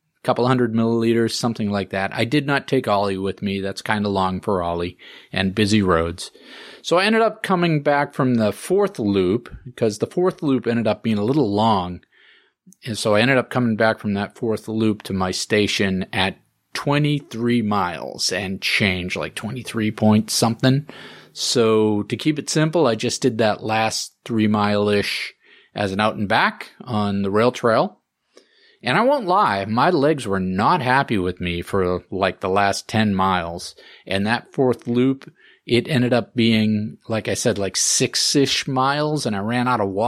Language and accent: English; Groton, Massachusetts, United States; my hometown of Groton